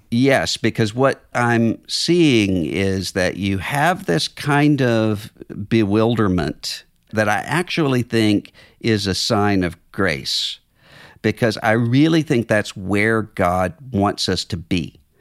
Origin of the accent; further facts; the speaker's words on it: Mississippi, United States; my home state